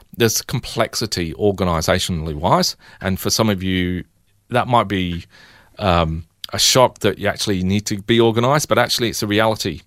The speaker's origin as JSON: {"language": "English", "region": "England", "country": "United Kingdom", "tie": "born or raised there", "moved": "yes", "lives_now": "Melbourne, Australia", "said": "growing up in England"}